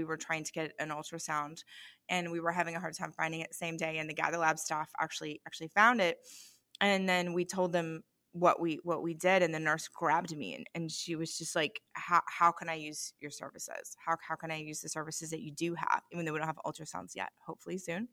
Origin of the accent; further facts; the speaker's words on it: United States; as an American